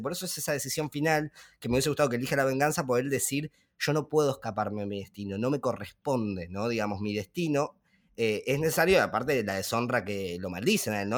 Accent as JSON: {"language": "Spanish", "country": "Argentina", "said": "nosotros siendo argentinos o de habla hispana"}